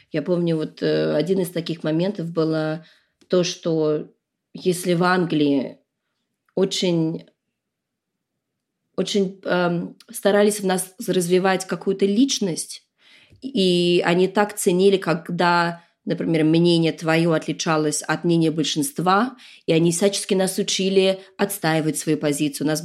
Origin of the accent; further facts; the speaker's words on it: New York, United States; born there; also born or lived in Moscow / London; Я действительно родилась в Нью-Йорке. Мы там прожили пару лет, потом приехали в Москву.